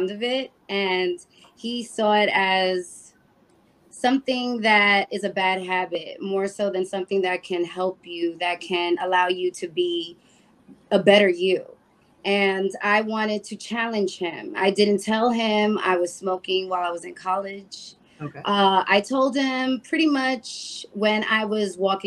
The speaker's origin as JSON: {"language": "English", "town": "New York City", "region": "New York", "country": "United States", "also_born_or_lived": "Hayward, California", "moved": "as an adult", "said": "I'm originally from the Bronx"}